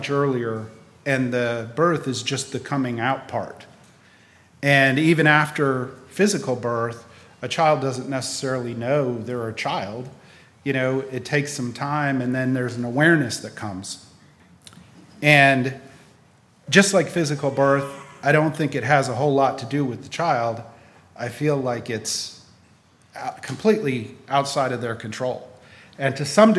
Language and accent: English; Raleigh, North Carolina, United States; also born or lived in Wisconsin; When I was 9, we moved from Wisconsin to Raleigh, North Carolina